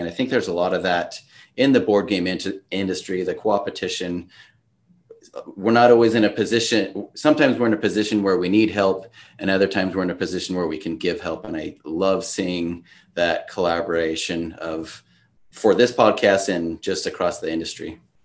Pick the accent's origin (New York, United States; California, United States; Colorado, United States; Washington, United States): Washington, United States; moved away as an adult; also born or lived in Idaho / Oregon; now in Utah, United States; I grew up in Washington State, went to college in Idaho, and then took my first job in Oregon, and now I live in Utah.